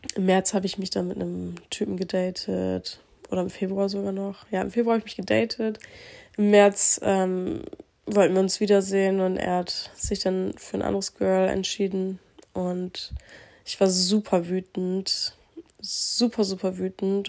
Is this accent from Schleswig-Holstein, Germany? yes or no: no; Aurich, Lower Saxony, Germany; also born or lived in Croatia (family); hier aus Aurich kenne, wo ich aufgewachsen bin